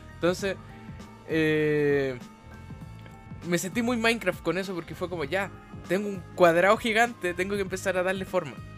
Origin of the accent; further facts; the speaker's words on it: Chile; tengo 24 años, soy chileno